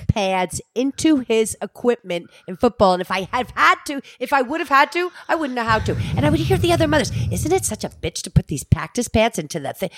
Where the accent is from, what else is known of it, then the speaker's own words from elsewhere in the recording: Alpine, United States; I was raised in Alpine